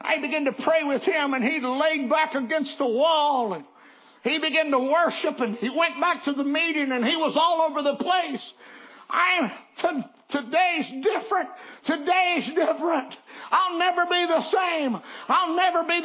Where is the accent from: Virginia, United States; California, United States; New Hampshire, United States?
Virginia, United States; I'm from Virginia.